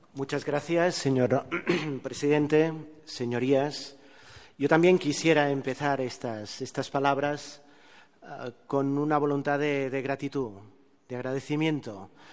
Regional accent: Terrassa, Catalonia, Spain; en mi pueblo, en Tarrasa

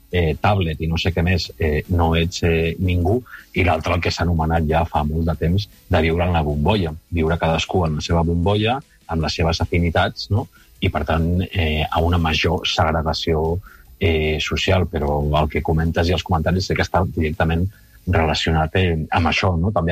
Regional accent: Spain; first language Spanish; Catalan is a second language; A mi el castellà, com comprendreu, la meva llengua materna és el castellà

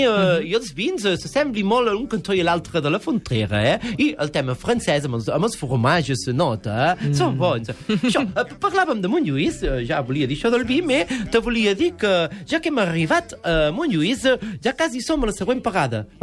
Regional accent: Perpignan, Occitania, France; Jo soc de Perpinyà, país de tramuntana, jo sóc de Perpinyà

